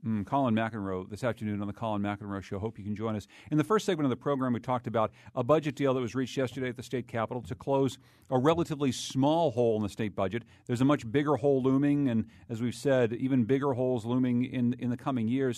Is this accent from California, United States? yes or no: no; Winsted, Connecticut, United States; In Winstead, Connecticut, my hometown